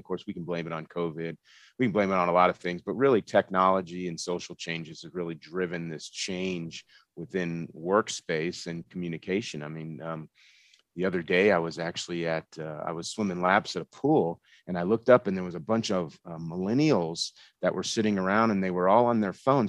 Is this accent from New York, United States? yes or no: no; Florida, United States; moved away as an adult; now in Colorado, United States; grew up in Florida, went to school at the University of Central Florida